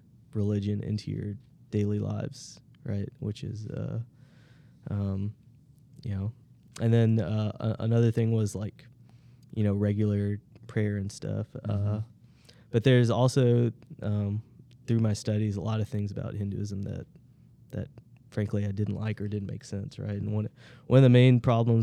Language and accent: English; Georgia, Tennessee and Mississippi, the South, United States; I was born in Georgia, so I've always been a Southerner